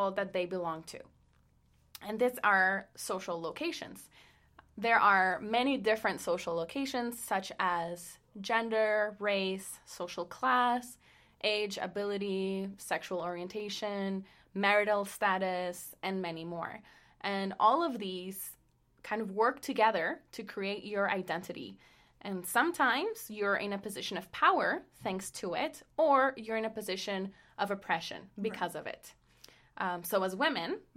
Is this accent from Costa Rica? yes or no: yes; Costa Rica; English is a second language; moved away; I'm a third culture kid from Costa Rica, which means that I grew up in a household whose culture was different from Costa Rica